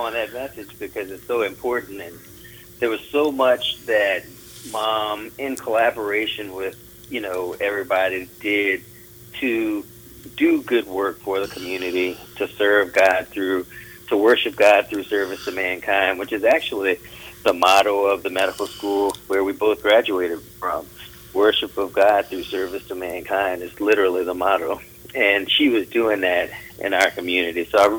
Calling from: Johnson City, Tennessee, United States; I am calling from East Tennessee, a city called Johnson City, Tennessee.

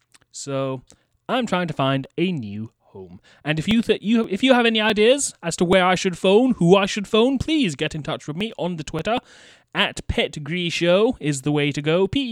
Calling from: United Kingdom; I am calling from the United Kingdom.

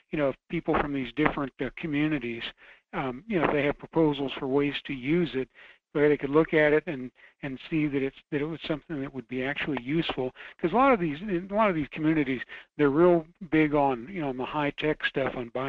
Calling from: Fairbanks, Alaska, United States; calling from Fairbanks.

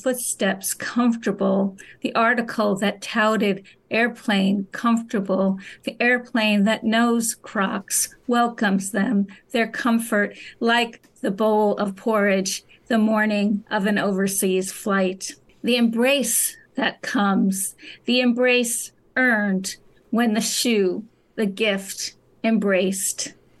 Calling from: New York City, New York, United States; New York City.

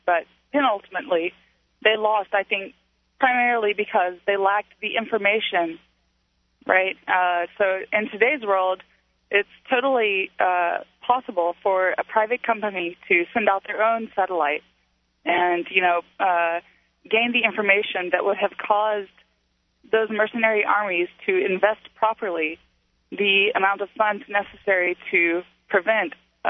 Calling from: Houston, Texas, United States; Hi. Yeah, I'm actually calling from Houston.

